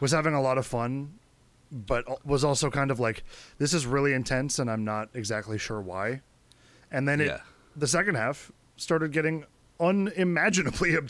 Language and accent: English; United States; 22 and a half years old. As an American male